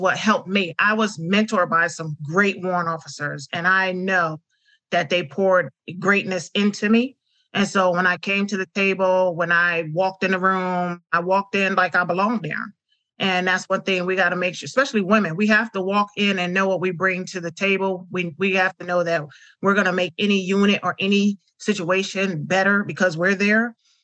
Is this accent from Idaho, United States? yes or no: no; upstate New York, United States; moved away as an adult; Being from upstate New York